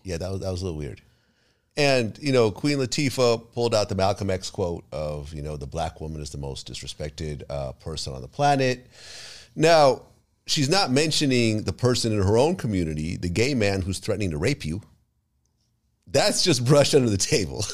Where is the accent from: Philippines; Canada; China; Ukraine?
Ukraine; moved away; I was born in the Ukraine.